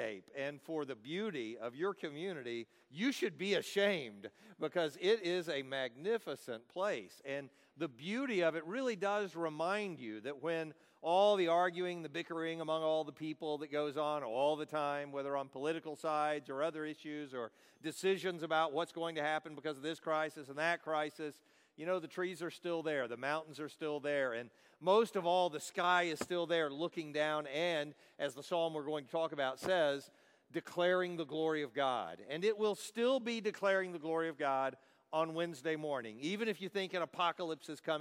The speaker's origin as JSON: {"language": "English", "town": "Dallas", "region": "Texas", "country": "United States", "said": "I'm from Dallas. I live in Dallas, Texas"}